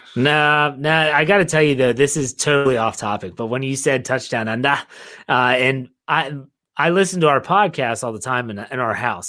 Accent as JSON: {"language": "English", "region": "West Virginia", "country": "United States", "tie": "born or raised there", "said": "I grew up in West Virginia. We actually, I grew up in a holler. Um, the holler surrounding the Big Wheeling Creek"}